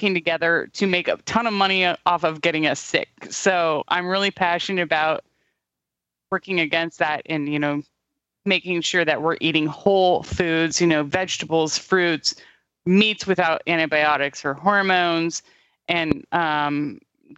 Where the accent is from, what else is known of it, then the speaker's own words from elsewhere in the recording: California, United States; I was raised super liberal in California